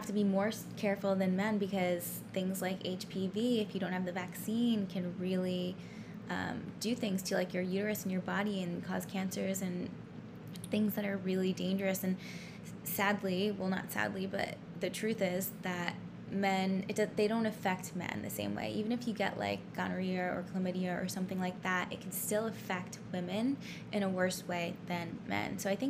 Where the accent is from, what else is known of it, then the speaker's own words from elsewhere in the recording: New York City, New York, United States; now in Los Angeles, United States; I'm from New York City. Lived there for 5 years.